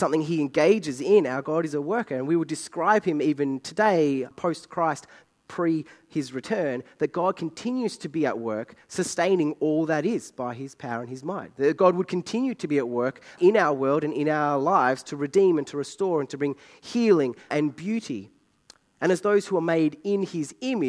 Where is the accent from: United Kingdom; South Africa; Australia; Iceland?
Australia; I'm Australian.